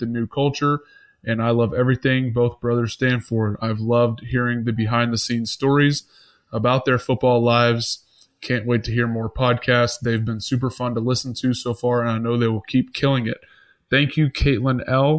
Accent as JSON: {"language": "English", "town": "Atlanta", "region": "Georgia", "country": "United States", "tie": "born or raised there", "moved": "yes", "lives_now": "Buffalo, United States", "said": "we grew up in Atlanta"}